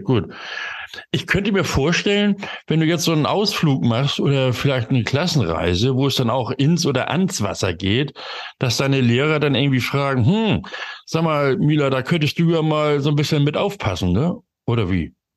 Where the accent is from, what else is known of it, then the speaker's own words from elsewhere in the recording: Hamburg, Germany; nach Hamburg, da bin ich nämlich geboren in der Stadt